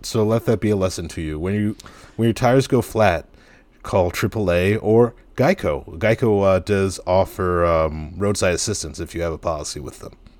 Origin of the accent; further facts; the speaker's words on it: Piscataway, New Jersey, United States; when I was growing up in Piscataway